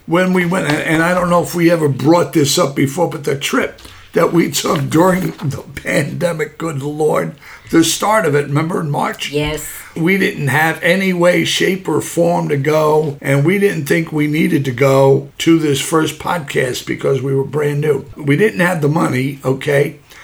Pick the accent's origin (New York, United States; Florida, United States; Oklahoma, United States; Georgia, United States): New York, United States; New York City; I'm a kid from Brooklyn